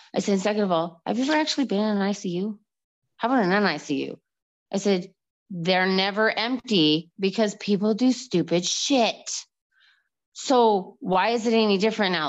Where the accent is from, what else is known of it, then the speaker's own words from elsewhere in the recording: Calgary, Alberta, Canada; moved away as an adult; I am from Calgary